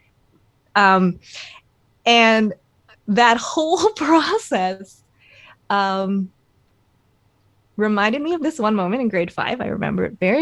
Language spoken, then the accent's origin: English; Canada; I am Chinese Canadian. I was born here.